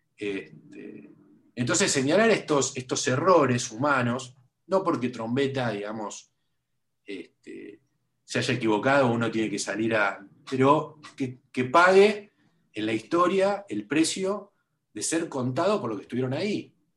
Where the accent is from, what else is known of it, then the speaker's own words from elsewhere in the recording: Buenos Aires, Argentina; Yo soy muy porteño, yo muy porteño, ¿viste? Nací en el, en el, barrio donde me crié, viví siempre en el mismo barrio